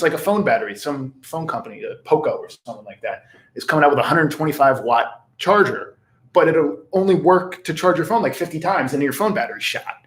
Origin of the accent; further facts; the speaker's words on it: United States; accent: a little bit of Philly, a little bit of South Jersey, a little bit of North Jersey Jew; I have a little bit of Philly, a little bit of South Jersey, and just a little bit of North Jersey Jew